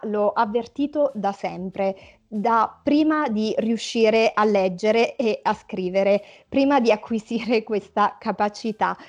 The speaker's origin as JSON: {"language": "Italian", "town": "Lauria", "region": "Basilicata", "country": "Italy", "tie": "born or raised there", "also_born_or_lived": "Milan", "moved": "as an adult", "said": "avevo lasciato Lauria, il mio paese d'origine, ero a Milano"}